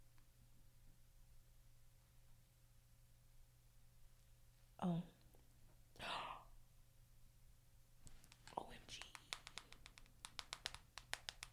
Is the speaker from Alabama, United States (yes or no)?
yes; Oxford, Alabama, United States; also born or lived in Anniston; from where I'm from Oxford, but I live right Anniston right there